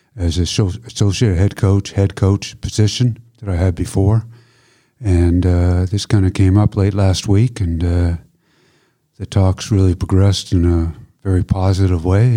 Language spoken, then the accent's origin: English; Canada; moved away as an adult; now in Germany; I'm Canadian, I played for Canada, grew up in Canada